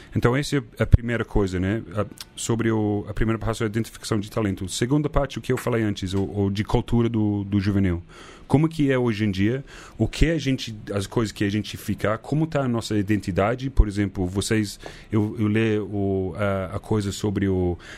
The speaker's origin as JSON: {"language": "Portuguese", "country": "New Zealand", "also_born_or_lived": "Christchurch", "second_language": "Portuguese", "moved": "as an adult", "lives_now": "Brazil", "said": "eu fui para Nova Zelândia, porque é minha terra"}